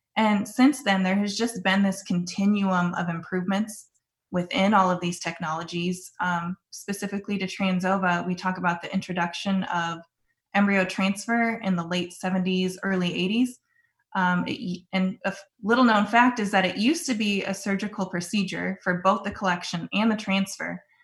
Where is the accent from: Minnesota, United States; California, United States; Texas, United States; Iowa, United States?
Iowa, United States; Sioux Center; also born or lived in Oklahoma; I grew up in Northwest Iowa in Sioux Center, and I grew up on a small family cow calf operation